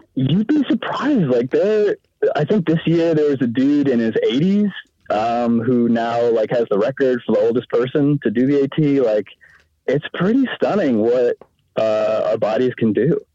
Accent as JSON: {"language": "English", "region": "Maine", "country": "United States", "said": "I'm from Maine"}